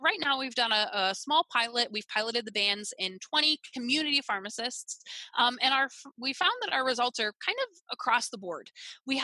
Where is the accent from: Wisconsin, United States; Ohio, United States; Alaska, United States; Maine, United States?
Wisconsin, United States; I'm from Wisconsin